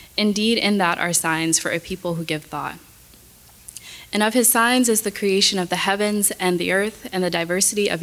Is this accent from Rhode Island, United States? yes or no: no; Atlanta, Georgia, United States; moved away as an adult; now in Houston, United States; I had attended Spelman College in my hometown of Atlanta for undergrad